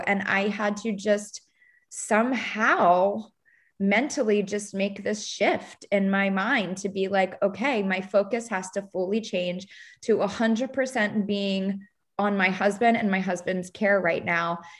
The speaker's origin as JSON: {"language": "English", "town": "Baltimore", "region": "Maryland", "country": "United States", "moved": "as an adult", "lives_now": "Charleston, United States", "said": "I'm from Baltimore, Maryland, living in the suburbs of Baltimore"}